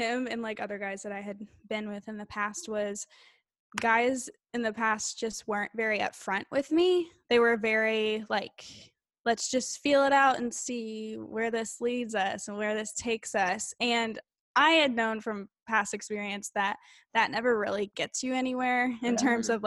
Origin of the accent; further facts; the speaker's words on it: Illinois, United States; moved away; I was from Illinois. I was living in Illinois